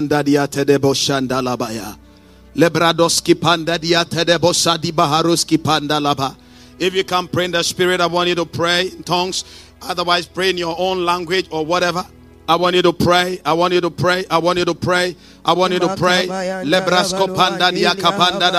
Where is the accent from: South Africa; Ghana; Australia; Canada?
Ghana; moved away; originally I'm from Africa, okay? I come from a country in Africa called Ghana